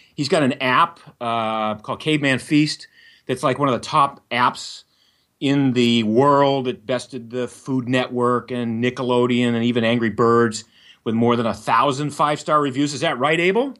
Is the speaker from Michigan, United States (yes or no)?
no; Maine, United States; I grew up in Maine